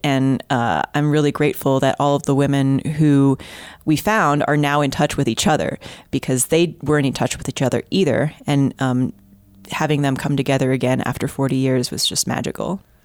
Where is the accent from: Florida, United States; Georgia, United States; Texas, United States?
Texas, United States; Houston; I'm from Houston, and I grew up there